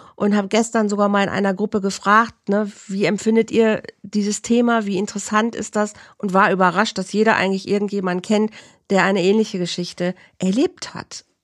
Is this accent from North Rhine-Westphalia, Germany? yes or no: yes; Bielefeld, North Rhine-Westphalia, Germany; in Bielefeld, in meiner Heimat